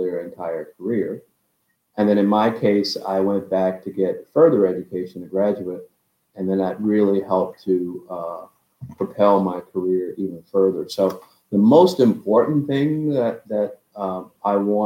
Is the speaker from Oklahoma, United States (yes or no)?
no; West Palm Beach, Florida, United States; moved away as an adult; also born or lived in Texas; a typical kid growing up in West Palm Beach, Florida.